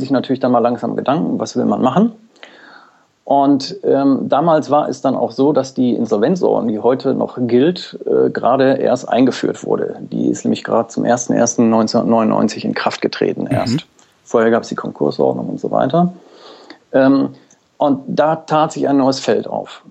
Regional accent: Mülheim an der Ruhr, North Rhine-Westphalia, Germany; meine Geburtsort ist Mülheim an der Ruhr

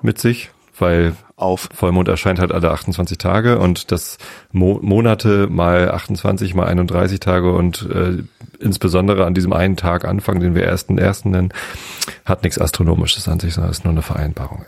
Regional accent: Hamburg, Germany; aber ich komme aus Hamburg

